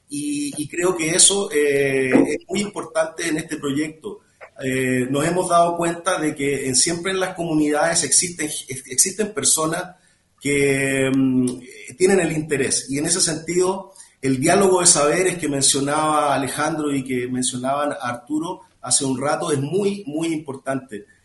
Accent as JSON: {"language": "Spanish", "country": "Chile", "moved": "yes", "lives_now": "Mexico", "said": "yo soy chileno"}